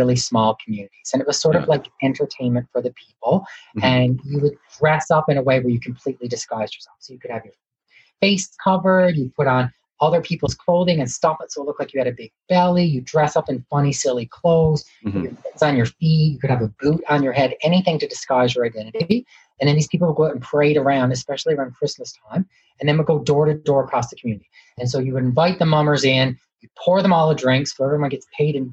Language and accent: English; Newfoundland and Labrador, Canada; I'm from Newfoundland too